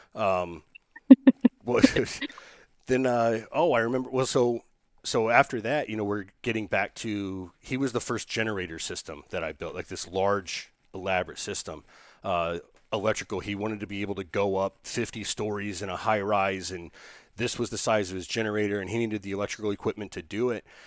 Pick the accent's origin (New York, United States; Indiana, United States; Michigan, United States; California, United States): Indiana, United States; moved away